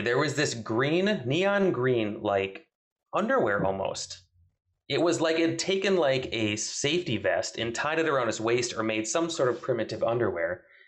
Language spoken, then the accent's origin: English; southern Wisconsin, United States; from southern Wisconsin